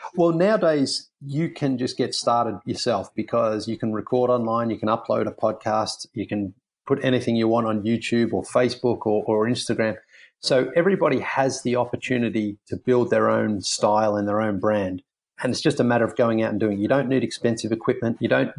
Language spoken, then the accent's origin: English; Australia; moved away; being an Australian